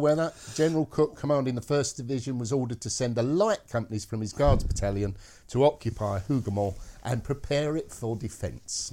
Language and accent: English; Scotland, United Kingdom; being Scottish, I can't do the Scottish accent.